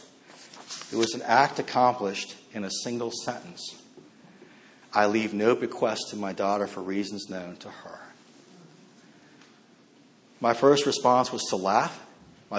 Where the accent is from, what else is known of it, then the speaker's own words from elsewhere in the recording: Northern Virginia, United States; I grew up mostly in Northern Virginia